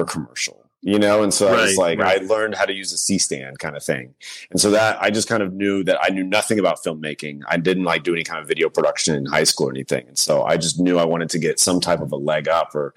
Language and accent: English; Sugar Land, Texas, United States; moved away as an adult; I grew up kind of in a small suburb outside of Houston, Sugarland